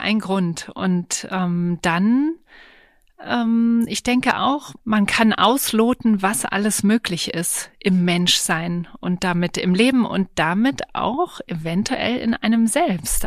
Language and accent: German; Berlin, Germany; ich bin zwar in Berlin auch äh, geboren und aufgewachsen